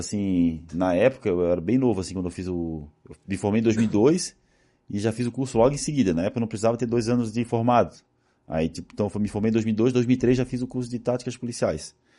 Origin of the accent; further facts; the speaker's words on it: Florianópolis, Santa Catarina, Brazil; E como eu sou de Florianópolis, eu fui criado